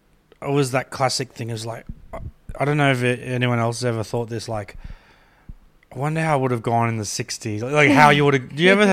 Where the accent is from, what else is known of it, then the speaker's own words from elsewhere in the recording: Brisbane, Queensland, Australia; growing up in Brisbane